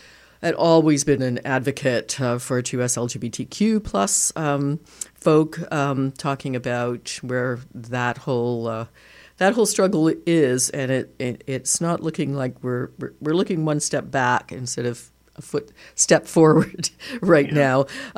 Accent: Canada; certainly it seems really counter to everything we used to kind of sort of pride ourselves on as Canadian.

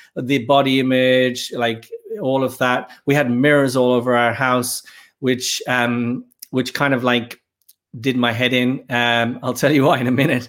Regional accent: Dublin, Leinster, Ireland; moved away as an adult; also born or lived in Birmingham, England; I grew up in Dublin, in Ireland

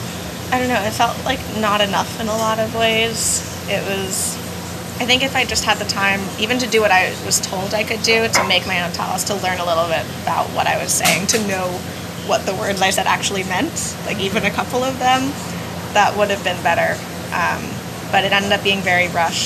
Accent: New York City, New York, United States; I'm from New York City

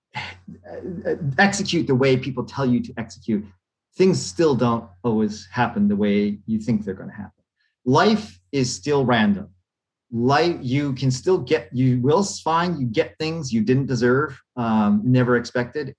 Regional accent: Hawaii, United States; my home state of Hawaii

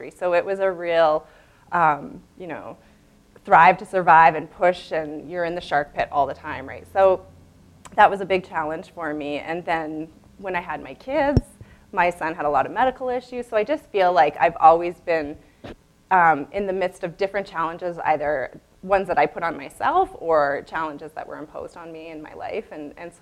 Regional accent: Chestermere, Alberta, Canada; I grew up in Chestermere, which at the time was tiny

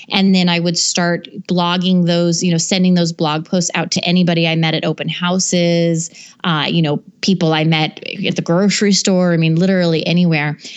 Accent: Alaska, United States; now in Minneapolis, United States; We're originally from Alaska. We've moved a lot. So when we moved to Minneapolis, he had to start his real estate business all over from scratch.

